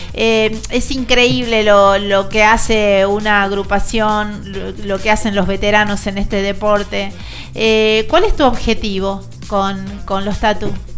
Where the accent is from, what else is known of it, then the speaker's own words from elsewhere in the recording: Santiago del Estero, Argentina; moved away; Dos santiagueños acá frente a los micrófonos